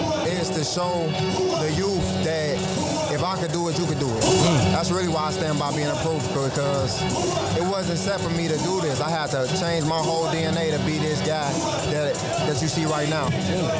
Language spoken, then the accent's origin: English; Maywood, Illinois, United States; also born or lived in Englewood, Chicago; now in Chicago, United States; I'm from Maywood, Illinois, but I reside in Englewood.